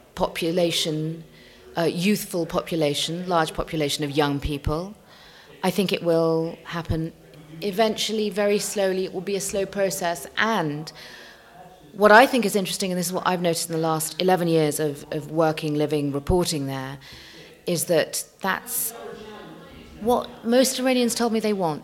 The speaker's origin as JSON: {"language": "English", "region": "London", "country": "United Kingdom", "also_born_or_lived": "Tehran, Iran", "said": "I'm a Londoner at heart. I'm a Londoner through and through."}